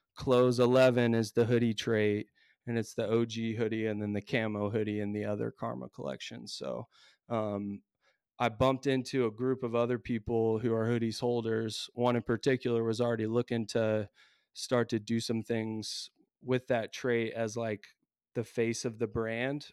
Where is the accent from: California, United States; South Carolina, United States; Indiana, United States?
Indiana, United States; I'm from the States, Indiana, I teach in a public high school